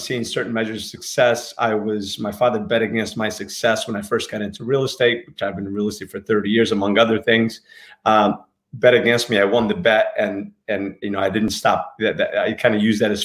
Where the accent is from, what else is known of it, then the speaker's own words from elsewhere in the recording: Newark, New Jersey, United States; moved away; also born or lived in Portugal; I grew up in Newark